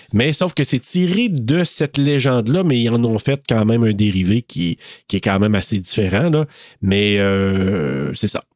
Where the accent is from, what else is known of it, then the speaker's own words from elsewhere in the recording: Maniwaki, Quebec, Canada; also born or lived in Gracefield, Quebec / Bouchette, Quebec; je venais de Maniwaki, puis j'ai étudié à, tu sais, Bouchette, Gracefield, Maniwaki. Et en sixième année, j'ai fait ma sixième année à Gracefield